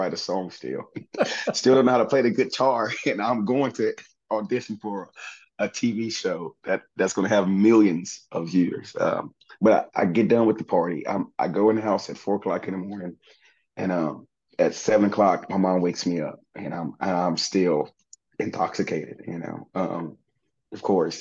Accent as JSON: {"language": "English", "town": "Southaven", "region": "Mississippi", "country": "United States", "tie": "born or raised there", "also_born_or_lived": "Memphis, Tennessee", "said": "I was born in Memphis, Tennessee, but raised in South Haven, Mississippi"}